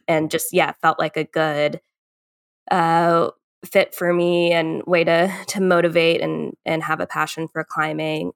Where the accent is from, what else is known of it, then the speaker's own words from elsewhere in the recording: Northern Virginia, United States; moved away as an adult; also born or lived in Colorado; now in Chattanooga, United States; I grew up in Northern Virginia